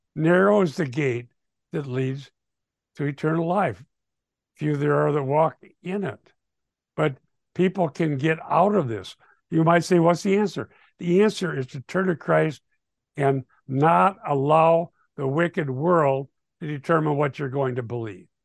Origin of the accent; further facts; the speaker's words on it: Sheldon, Iowa, United States; we grew up in Sheldon, Iowa, in the high school there in the sixties.